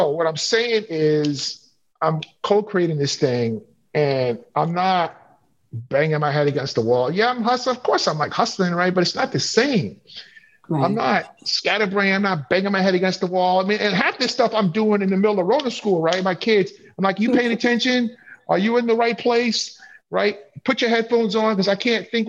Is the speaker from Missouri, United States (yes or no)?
no; New York City, New York, United States; moved away as an adult; also born or lived in Chicago / Appleton, Wisconsin; I grew up in Flatbush, Brooklyn